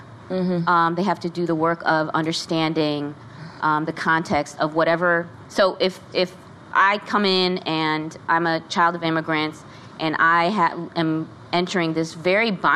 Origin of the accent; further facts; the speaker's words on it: Chicago, Illinois, United States; I'm from Chicago, so blues, mm-hmm. house music, that's what I was raised on.